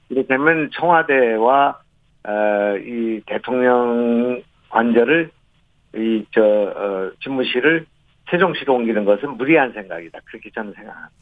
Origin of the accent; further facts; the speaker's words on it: Goesan, North Chungcheong, South Korea; moved away; also born or lived in Gyeonggi Province; 제 고향이 이제 충청북도이고 거기서 자랐고